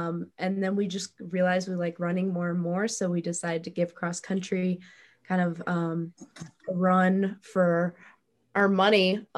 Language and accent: English; Bend, Oregon, United States; born or raised there